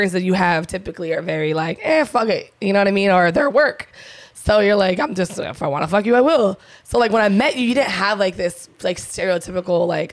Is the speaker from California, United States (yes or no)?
yes; San Diego, California, United States; I'm from San Diego, California